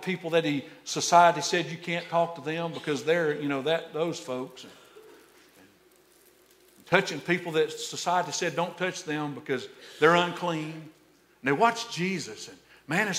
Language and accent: English; Alabama, United States; moved away; I'm from Alabama